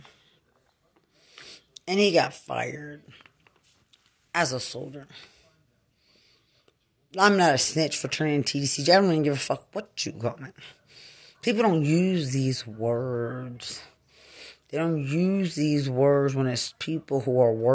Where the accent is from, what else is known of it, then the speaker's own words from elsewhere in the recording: Lubbock, Texas, United States; also born or lived in Fort Bragg / San Antonio; I'm from Lubbock